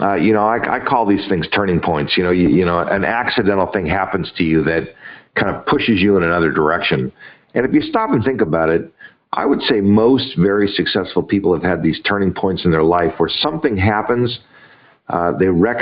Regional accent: Los Angeles, California, United States; I grew up in Los Angeles

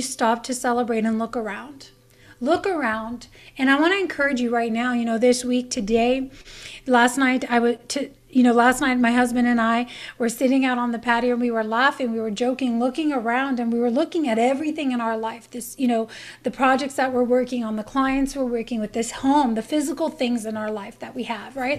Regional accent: Canada; moved away; I'm from Canada

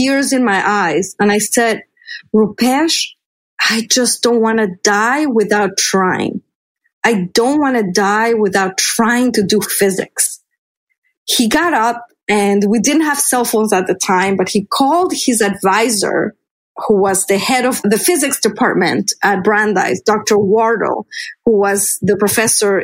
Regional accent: Mexico City, Mexico; moved away; growing up in Mexico City, I was discouraged from pursuing a career in physics and math

